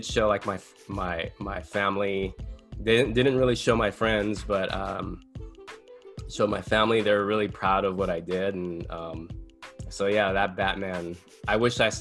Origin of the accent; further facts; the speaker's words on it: San Dimas, California, United States; also born or lived in Los Angeles; I grew up in a little town called San Dimas.